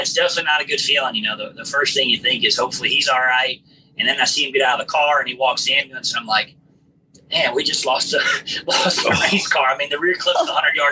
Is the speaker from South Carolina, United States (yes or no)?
yes; Forest Acres, South Carolina, United States; my hometown, Forest Acres